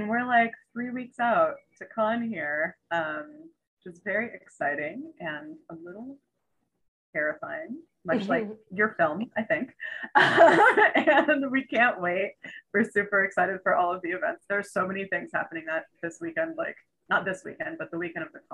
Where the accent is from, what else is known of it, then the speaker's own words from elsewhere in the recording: Hawaii, United States; I was born in Hawaii